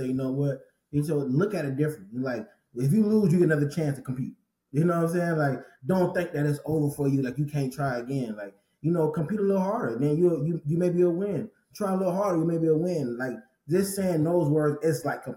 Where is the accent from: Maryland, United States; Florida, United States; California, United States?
Florida, United States; St. Petersburg; growing up in St. Petersburg, Florida, in high school